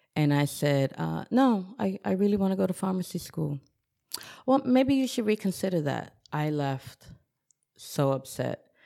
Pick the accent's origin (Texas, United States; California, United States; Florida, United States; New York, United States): New York, United States; Newburgh; also born or lived in Bronx, New York; I grew up in the city of Newburgh on Bayview Terrace with the view of the Hudson River